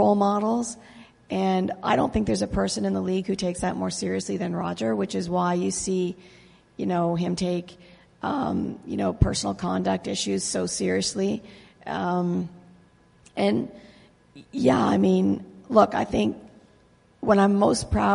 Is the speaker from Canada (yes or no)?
yes; Canada; also born or lived in Lake Ontario; now in United States; I grew up in Canada